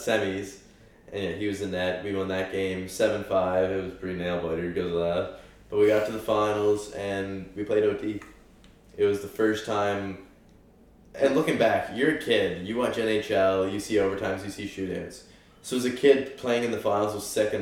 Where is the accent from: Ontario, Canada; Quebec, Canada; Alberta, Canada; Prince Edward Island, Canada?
Prince Edward Island, Canada; I'm a Canadian kid. I'm an Islander